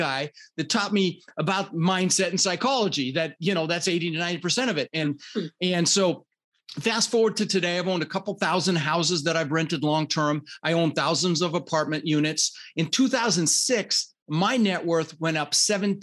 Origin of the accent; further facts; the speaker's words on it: Denver, Colorado, United States; also born or lived in Netherlands; I immigrated this country when I was 6 years old. I was born in the Netherlands, Holland, wooden shoes, windmills. And we immigrated with my brother Albert, my mother's Vancha, and we ended up in Denver, Colorado